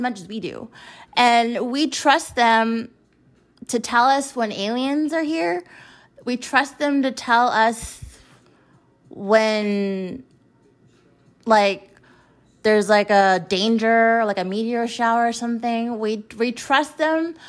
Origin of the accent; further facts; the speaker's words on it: United States; as an American citizen